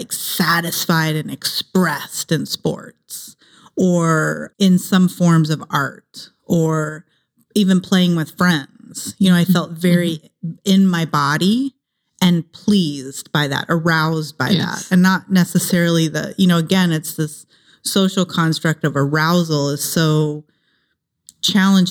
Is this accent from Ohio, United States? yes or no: yes; Ohio, United States; also born or lived in San Jose, California; now in Los Angeles, United States; I grew up in Ohio.